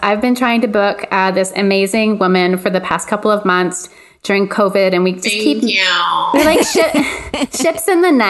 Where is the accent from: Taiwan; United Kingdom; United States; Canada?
Canada; we're all Canadian.